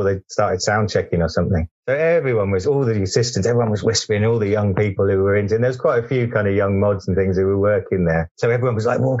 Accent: Southampton, South East England, United Kingdom; accent: slight West Country lilt; I grew up in Southampton

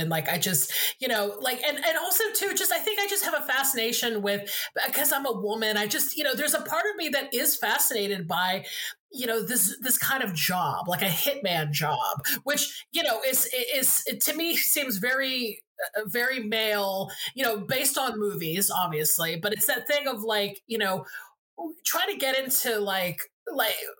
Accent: Georgia, United States; moved away; I'm from Georgia originally

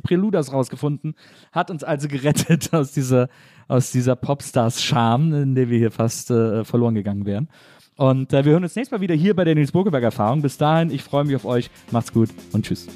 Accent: Wesseling, North Rhine-Westphalia, Germany; also born or lived in Cologne; ich komme eben aus Wesseling, ich komme aus einer kleinen Stadt

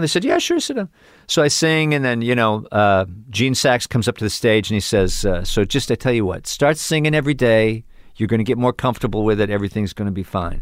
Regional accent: Cleveland, Ohio, United States; moved away; also born or lived in Chicago / New York; Cleveland, Ohio

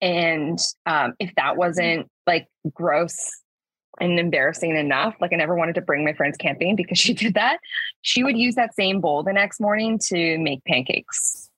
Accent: Sault Ste. Marie, Ontario, Canada; Yeah, so I'm originally from Sault Ste. Marie. I didn't grow up there, but I've moved back multiple times.

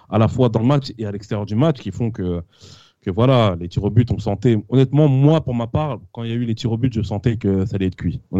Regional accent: France; Et on est quand même déçu pour le PSV Eindhoven, même si on est français, même si on a beau être pour Lyon ou pour Monaco.

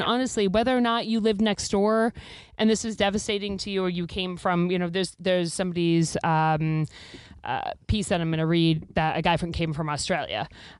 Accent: Mattapoisett, Massachusetts, United States; Mattapoisett, near New Bedford, Mass.

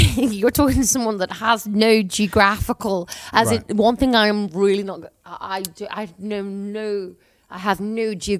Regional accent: St Helens, North West England, United Kingdom; I'm from St. Helens. I'm born and bred in St. Helens.

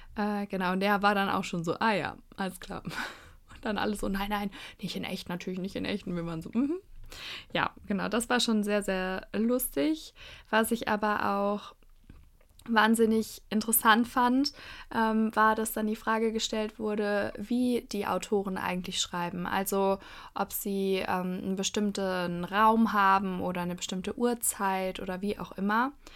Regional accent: Cologne, North Rhine-Westphalia, Germany; als Kölnerin

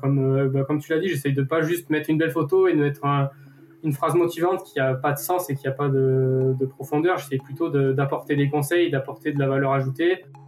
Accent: Saint-Flour, Auvergne-Rhône-Alpes, France; j'ai grandi dans la ville de Saint-Flour et c'est une petite ville.

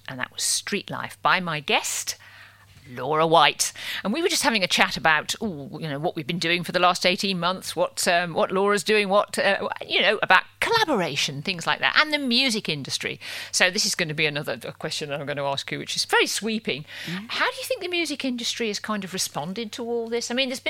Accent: Wolverhampton, West Midlands, United Kingdom; also born or lived in Ealing; now in London, United Kingdom; I'm from Wolverhampton myself.

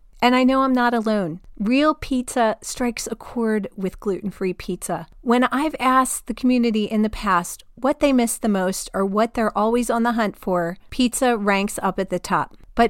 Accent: New Jersey, United States; I grew up in New Jersey, the land of pizza parlors on every corner.

